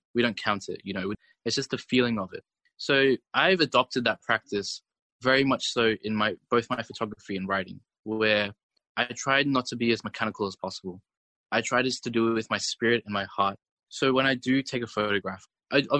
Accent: Australia; my experience growing up in Australia

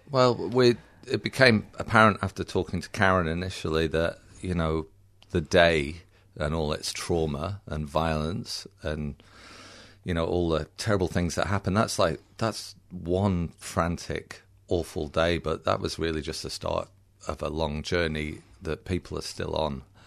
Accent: United Kingdom; accent: a bit British; also born or lived in England; now in Australia; I was born in Britain and I do sound a bit British.

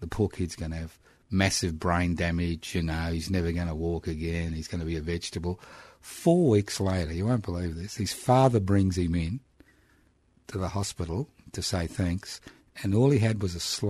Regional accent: Brisbane, Queensland, Australia; first language Italian; English is a second language; moved away as an adult; now in Melbourne, Australia; I was born in Brisbane.

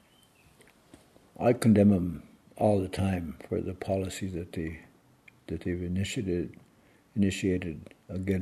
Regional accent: Federal Dam, Minnesota, United States; I was born in Federal Dam.

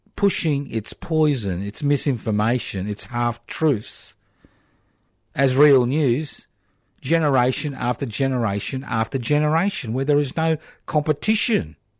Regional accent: Queensland, Australia; I was born in Queensland decades ago

